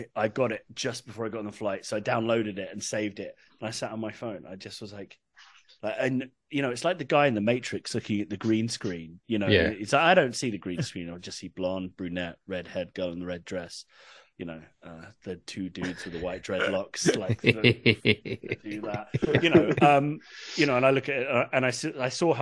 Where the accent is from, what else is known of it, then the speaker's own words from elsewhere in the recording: England, United Kingdom; moved away; I'm from England originally, as you can tell.